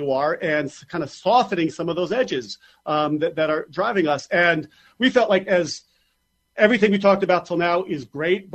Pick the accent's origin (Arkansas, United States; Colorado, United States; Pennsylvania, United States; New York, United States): New York, United States; as a New Yorker